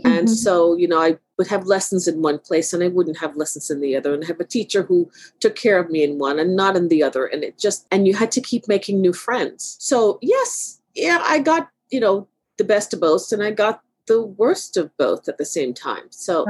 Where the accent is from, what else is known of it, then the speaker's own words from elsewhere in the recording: Brooklyn, New York, United States; also born or lived in Jamaica; I grew up in Brooklyn. So we lived in Brooklyn for a number of years while I was younger.